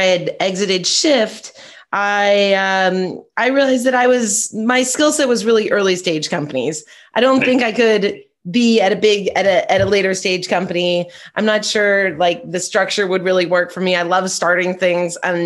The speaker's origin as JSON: {"language": "English", "region": "Southern California", "country": "United States", "said": "I'm from Southern California"}